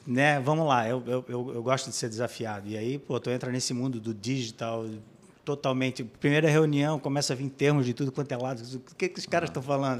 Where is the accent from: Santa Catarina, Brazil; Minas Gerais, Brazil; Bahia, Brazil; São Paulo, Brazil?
Santa Catarina, Brazil; Blumenau; Eu, eu sou de Blumenau